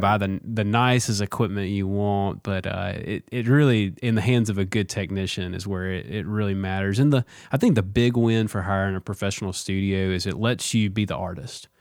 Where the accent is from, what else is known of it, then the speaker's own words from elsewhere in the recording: Vancleave, Mississippi, United States; moved away; also born or lived in Jackson, Mississippi; I grew up in Van Cleve, which is the country